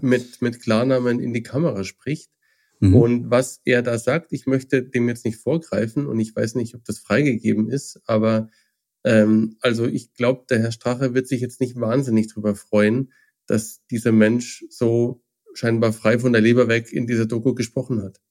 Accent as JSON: {"language": "German", "country": "Germany", "said": "als Deutsche"}